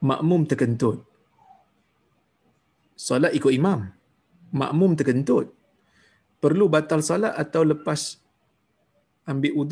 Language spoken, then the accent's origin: Malay; Seremban, Negeri Sembilan, Malaysia; moved away as an adult; now in Brunei; Melakukan korban di sini, tempat saya bekerja di Brunei, atau di tempat asal saya, itu Seremban.